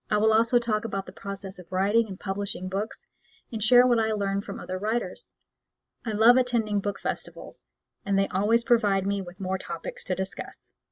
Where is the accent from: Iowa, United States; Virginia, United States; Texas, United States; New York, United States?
Texas, United States; accent: Texas; I'm frequently told that when I'm irritated or tired I will tend to slip into my accent, so a little of my Texas roots are visible if you listen frequently and closely enough.